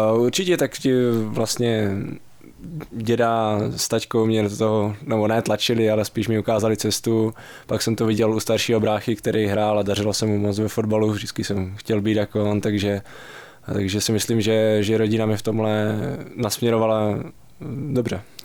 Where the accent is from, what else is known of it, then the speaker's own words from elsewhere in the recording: Přerov, Olomouc Region, Czechia; now in Pardubice, Czech Republic; jsem začal nějak pomalu chodit vlastně na fotbal u nás v Přerově, odkud pocházím